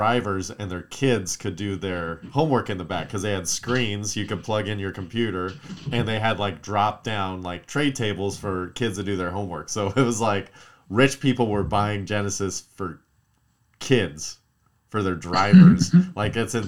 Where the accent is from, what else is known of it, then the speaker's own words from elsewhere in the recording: Palmdale, California, United States; I grew up in Palmdale